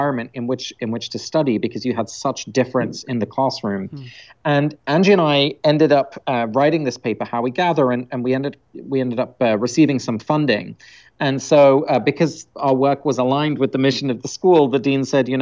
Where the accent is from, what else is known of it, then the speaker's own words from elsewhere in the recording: London, United Kingdom; first language Dutch; I grew up in England, so I was born in London, but both my parents are Dutch, so I had grew up speaking Dutch at home in England